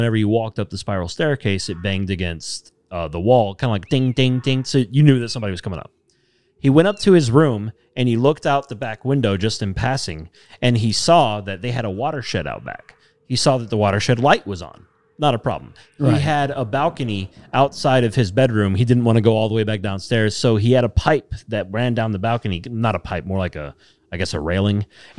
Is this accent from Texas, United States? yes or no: yes; Texas, United States; So I'm original Texan boy.